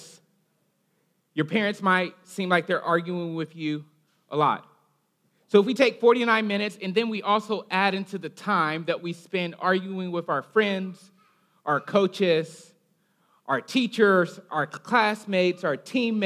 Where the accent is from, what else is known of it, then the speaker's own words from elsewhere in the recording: Alabama, United States; I'm from Alabama. Occasionally my accent comes out